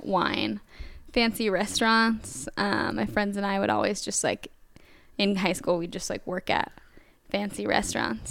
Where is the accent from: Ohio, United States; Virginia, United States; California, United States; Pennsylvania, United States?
California, United States; also born or lived in Tacoma, Washington; now in Portland, United States; I'm mainly from California